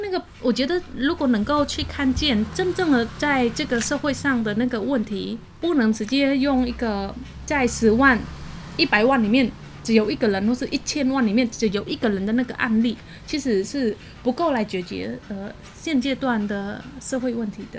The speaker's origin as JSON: {"language": "Chinese", "country": "Cambodia", "moved": "yes", "lives_now": "Taiwan", "said": "我是来自柬埔寨，嗯哼。然后居住在台湾，算是移民在台湾"}